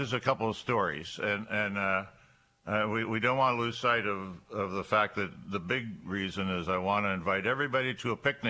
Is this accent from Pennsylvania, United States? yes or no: yes; Erie, Pennsylvania, United States; moved away as an adult; also born or lived in Linesville, Pennsylvania / Olean, New York; I was born in Erie. And I'm a Bay Rat, as some people refer to us as. And I graduated from Strong Vincent in 1965, proud colonel.